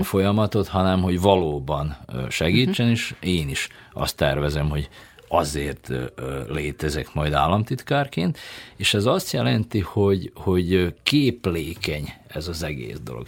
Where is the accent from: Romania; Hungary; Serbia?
Serbia; Subotica, Vojvodina; Most én Szabadkáról jövök